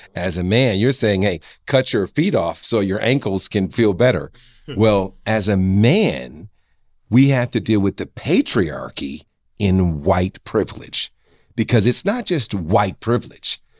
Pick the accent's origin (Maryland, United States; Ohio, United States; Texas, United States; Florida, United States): Ohio, United States; Cleveland; a kid who grew up in Garden Valley